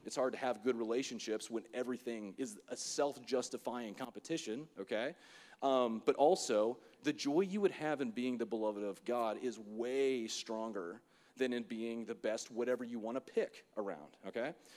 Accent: Florida, United States; I'm from Florida

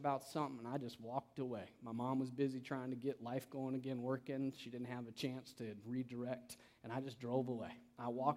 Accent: canyons of the Salt River, Central Arizona, United States; I grew up in Central Arizona. I did not grow up in Phoenix, where most people are from everywhere else. Okay, I grew up in the canyons of the Salt River.

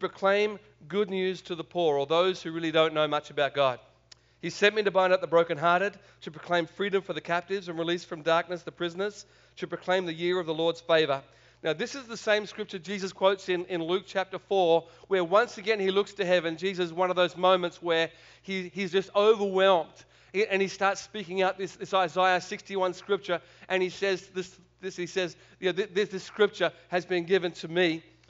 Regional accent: Australia; accent: Australian; I could try and speak American if you want. It's pretty bad, but I'll go back to Australian.

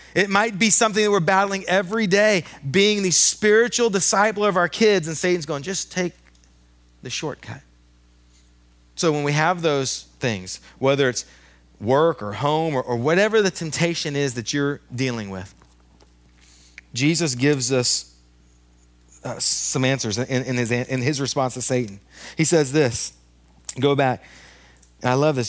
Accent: United States; as an American male

